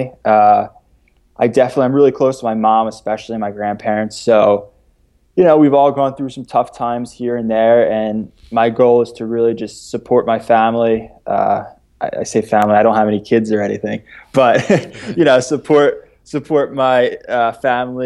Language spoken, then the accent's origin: English; Philadelphia, Pennsylvania, United States; I was born in Philadelphia